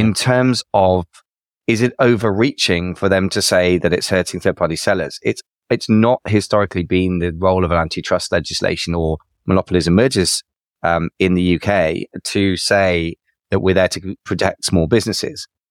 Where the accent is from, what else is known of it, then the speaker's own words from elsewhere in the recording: United Kingdom; another fellow Brit